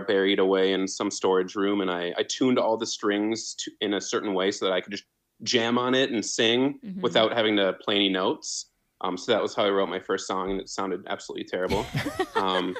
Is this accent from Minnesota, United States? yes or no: yes; Minneapolis, Minnesota, United States; I'm from Minnesota, kind of the Minneapolis area